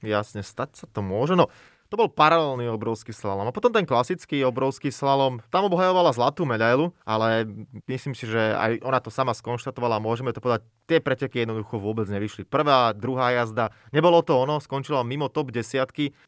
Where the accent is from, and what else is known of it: Slovakia